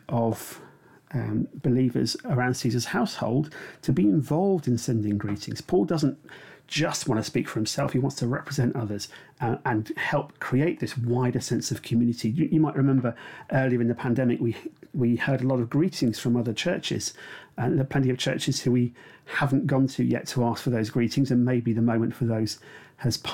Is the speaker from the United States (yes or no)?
no; United Kingdom; we're British